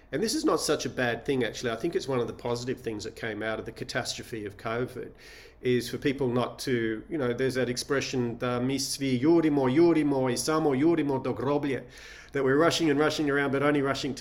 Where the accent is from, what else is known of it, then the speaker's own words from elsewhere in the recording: Sydney, New South Wales, Australia; also born or lived in Shanghai; I was born in Australia, born in Sydney, grew up there.